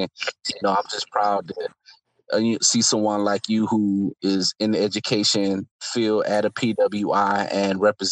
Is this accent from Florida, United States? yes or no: yes; Florida, United States; I'm from Florida. I'm from the projects